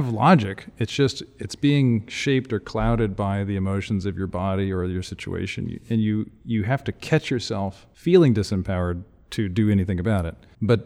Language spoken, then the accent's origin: English; Houston, Texas, United States; Houston, I'm from Houston